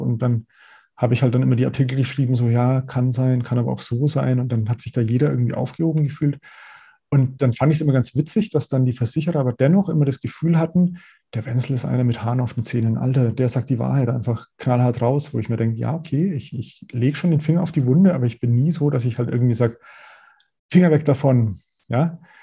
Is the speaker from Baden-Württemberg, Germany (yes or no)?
no; Middle Franconia, Nuremberg area, Bavaria, Germany; accent: Franconian; ich bin selber gebürtiger Mittelfranke aus, aus dem Nürnberger Raum